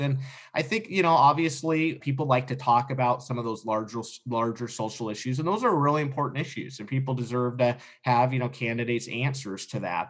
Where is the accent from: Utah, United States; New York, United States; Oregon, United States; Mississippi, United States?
Oregon, United States; Sandy; I grew up here in Sandy